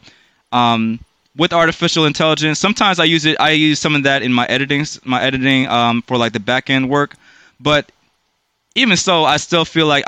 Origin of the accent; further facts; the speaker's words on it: Durham, North Carolina, United States; now in Washington, D.C. metropolitan area, United States; here I came, Durham, North Carolina, 1992